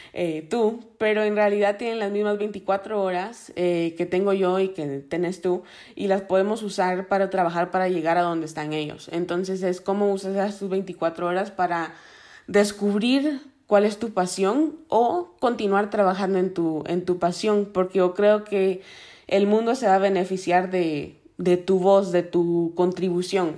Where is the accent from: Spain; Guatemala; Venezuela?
Guatemala; moved away; also born or lived in Miami, Florida; crecí en Guatemala